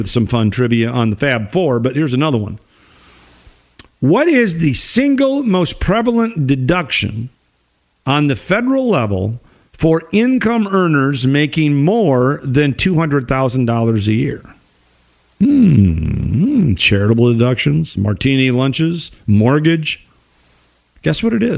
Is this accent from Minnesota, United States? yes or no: yes; Minnesota, United States; it's very, very critical of my home state